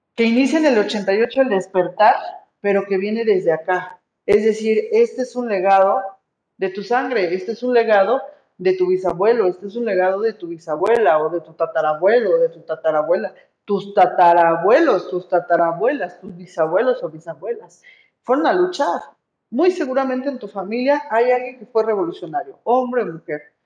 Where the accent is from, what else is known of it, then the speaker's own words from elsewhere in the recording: Mexico; Yo soy mexicana, por lo tanto tengo que cuidar la patria en la que nací